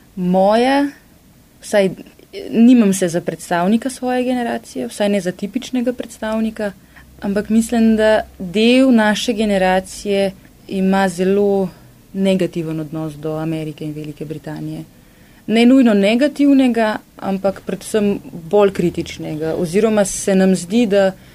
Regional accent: Ljubljana, Slovenia; Jaz sem sicer iz Ljubljane, se v kran vozim na delo

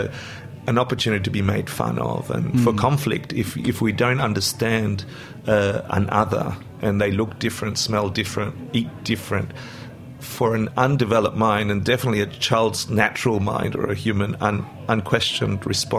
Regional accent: Argentina; now in Australia; my parents did something consciously that was really quite amazing, which was, from today on, we're Australian, we're no longer Argentinian. You're not allowed to speak Spanish at home.

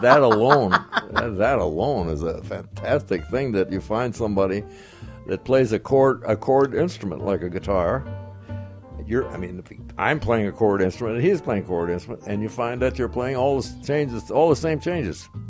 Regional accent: Muncie, Indiana, United States; moved away as an adult; I'm originally from Indiana, Muncie, Indiana

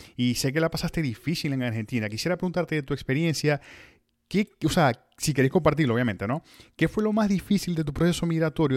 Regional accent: Venezuela; moved away as an adult; Yo salí de Venezuela el 15 de septiembre, pero de 2011

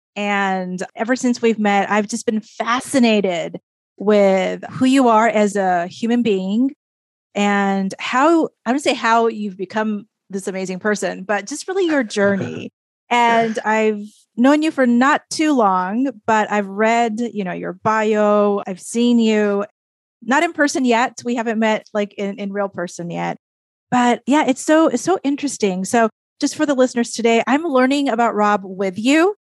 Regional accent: Japan; moved away as an adult; also born or lived in Minnesota; now in United States; growing up in Japan, in my case, growing up in Japan, coming to the United States

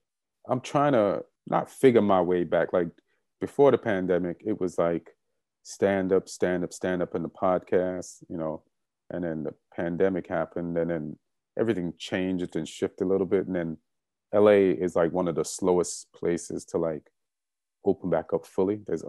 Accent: London, United Kingdom; born there; Yeah. Yeah, I was born in England. Yeah.

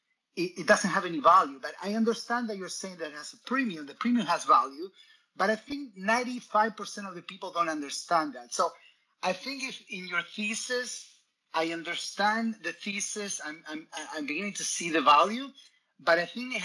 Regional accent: Argentina; moved away; I grew up in Latin America, in Argentina

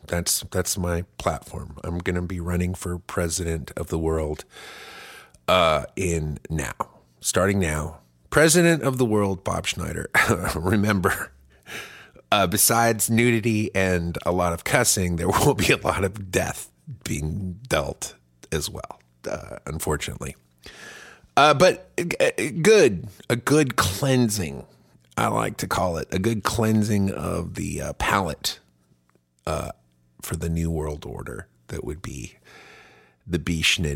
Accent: Germany; now in United States; I grew up in Germany where it's just nudity's fine, and it is. It's not a big deal, but we make it a real big deal in this country.

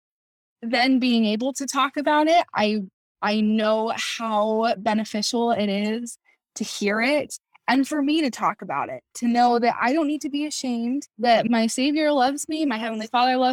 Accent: Kaysville, Utah, United States; I'm from Kaysville, Utah

